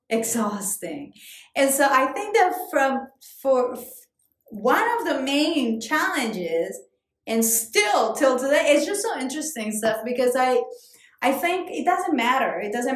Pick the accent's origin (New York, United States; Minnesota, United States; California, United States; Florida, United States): New York, United States; I'm from New York. No, like, really, where are you from?